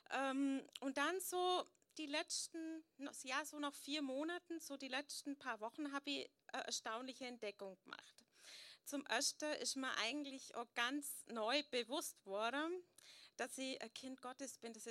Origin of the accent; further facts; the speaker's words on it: Möttingen, Bavaria, Germany; So, ja, viele kennen mich … bin aus Möttingen